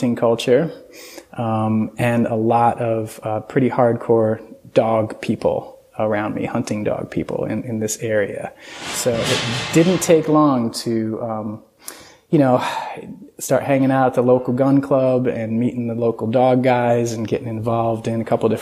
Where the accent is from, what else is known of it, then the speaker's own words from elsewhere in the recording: Hudson Valley, New York, United States; moved away; I grew up in the Hudson Valley back in New York. It's about 90 miles north of New York City